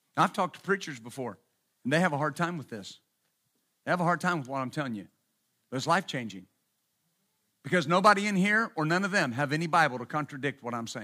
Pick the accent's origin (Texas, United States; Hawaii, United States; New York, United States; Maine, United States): Texas, United States; West; I was raised in West Texas, bless its holy name